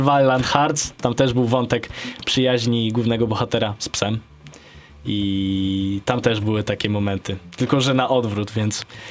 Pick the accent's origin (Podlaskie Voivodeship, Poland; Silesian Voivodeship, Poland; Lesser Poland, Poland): Podlaskie Voivodeship, Poland; jestem z Podlasia